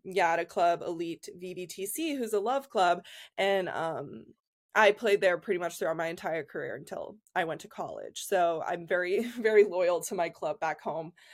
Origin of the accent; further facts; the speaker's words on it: Columbus, Ohio, United States; moved away as an adult; also born or lived in Penn State, Pennsylvania; I'm from Columbus, Ohio originally